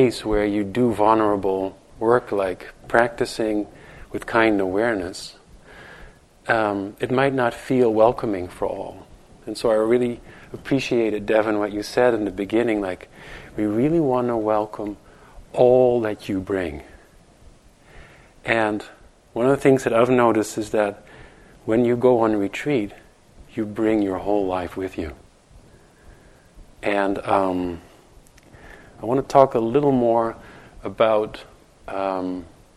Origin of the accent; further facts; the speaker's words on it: Netherlands; moved away as an adult; also born or lived in New York; now in United States; where I'm from the Netherlands